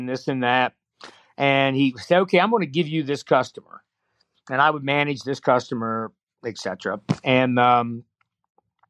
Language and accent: English; Springfield, Ohio, United States; I'm from Springfield, Ohio.